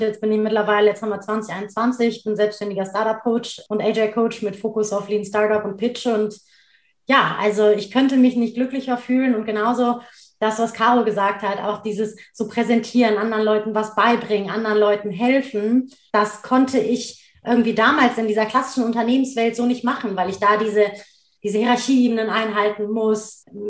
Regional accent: Cologne, North Rhine-Westphalia, Germany; also born or lived in Duisburg; Das ist ja meine Heimatstadt, da bin ich geboren und aufgewachsen

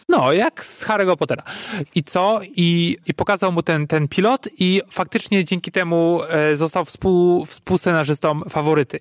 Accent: Poland; jestem z Polski

